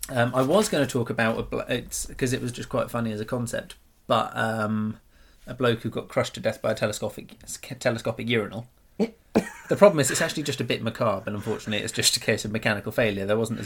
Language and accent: English; Russia; I'm from Russia.